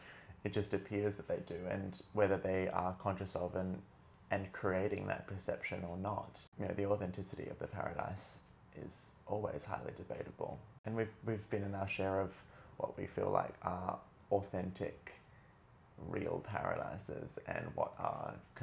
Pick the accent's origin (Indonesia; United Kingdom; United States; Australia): Australia; Everyone who knows I'm Australian, please forgive me for my Americanized pronunciation of some of these city names. I've kind of lost my way.